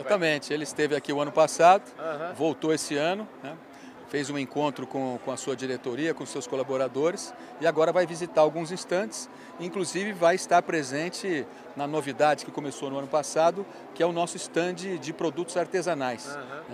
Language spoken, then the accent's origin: Portuguese; Ribeirão Preto, São Paulo, Brazil; ser prefeito da cidade onde eu nasci